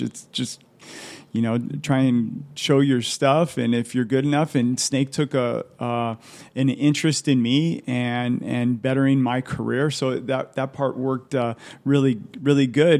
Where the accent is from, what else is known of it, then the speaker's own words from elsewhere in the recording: Southern California, United States; I grew up in Southern California